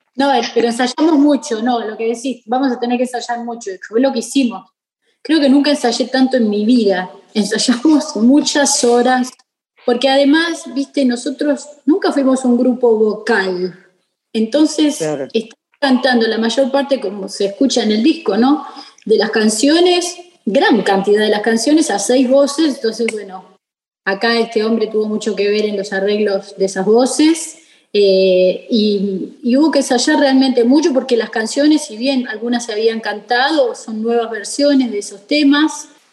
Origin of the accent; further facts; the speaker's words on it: Rosario, Santa Fe, Argentina; Siendo rosarina